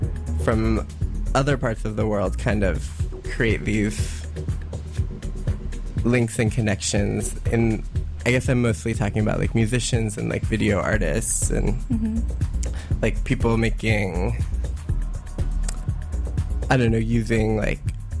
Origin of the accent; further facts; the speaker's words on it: Colorado, United States; moved away as an adult; also born or lived in East Bay, California; now in Oakland, United States; I'm from Colorado originally